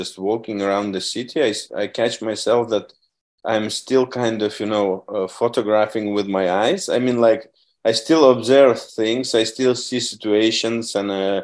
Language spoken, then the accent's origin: English; Vilnius, Vilnius County, Lithuania; moved away as an adult; also born or lived in London; I'm from Vilnius